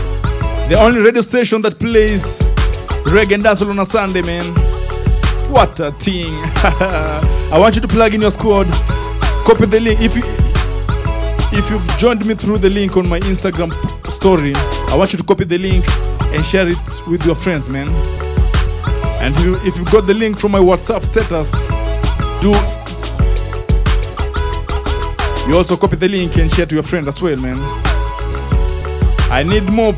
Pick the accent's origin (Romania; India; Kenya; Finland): Kenya; we as Kenyans